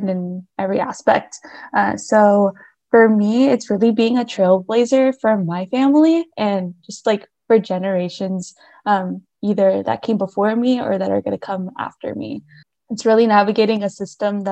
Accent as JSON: {"language": "English", "town": "Hermiston", "region": "Oregon", "country": "United States", "said": "I'm originally from Hermiston, Oregon, which is about 4 hours east of our Corvallis campus."}